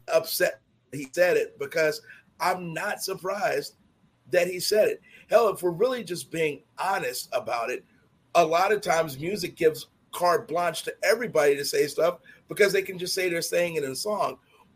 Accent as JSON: {"language": "English", "town": "Chicago", "region": "Illinois", "country": "United States", "tie": "born or raised there", "said": "my block growing up in Chicago."}